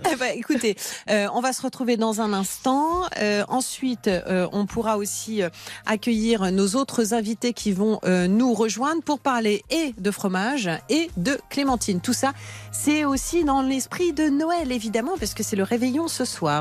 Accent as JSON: {"language": "French", "region": "Normandy", "country": "France", "tie": "born or raised there", "said": "je suis normande"}